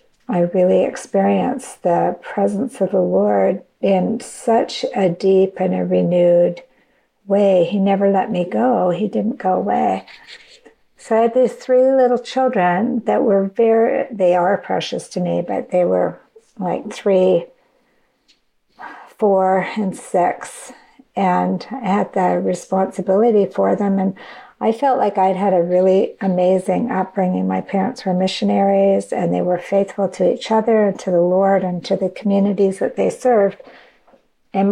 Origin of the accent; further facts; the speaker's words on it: Canada; now in United States; So I came across to the United States. I was from Canada. And I came across the border to come to school.